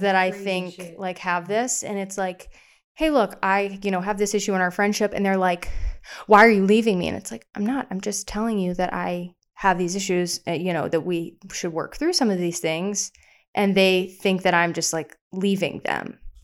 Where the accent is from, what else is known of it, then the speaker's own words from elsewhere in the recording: the South, United States; I'm from the South